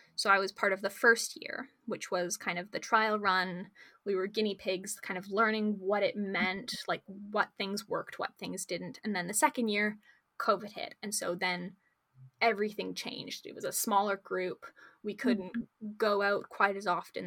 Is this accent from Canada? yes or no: yes; Victoria, British Columbia, Canada; also born or lived in Calgary; I'm a grade 12 student here in Victoria, and I was born in Calgary, but I moved here when I was about four years old.